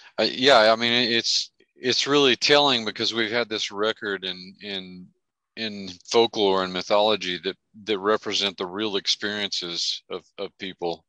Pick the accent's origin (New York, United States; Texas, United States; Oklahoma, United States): Texas, United States; Merkel; Merkel, Texas, my hometown